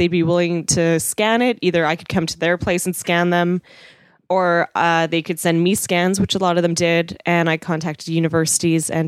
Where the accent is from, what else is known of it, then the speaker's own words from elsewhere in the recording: Winnipeg, Manitoba, Canada; I'm from Winnipeg